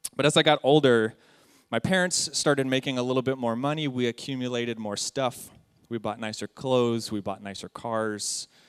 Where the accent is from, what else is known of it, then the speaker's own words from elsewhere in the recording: San Jacinto, California, United States; I'm an American. I've lived in Southern California my entire life. I grew up in a ghetto town in the IE, San Jacinto, right next to Hemet.